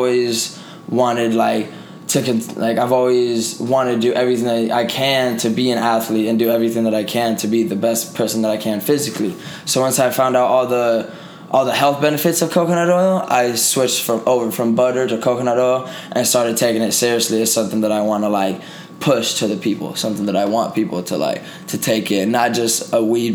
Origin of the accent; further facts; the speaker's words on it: Puerto Rico; moved away as an adult; now in Las Vegas, United States; I was born in Puerto Rico originally, but I've been out here for 10 years, going on 11 years now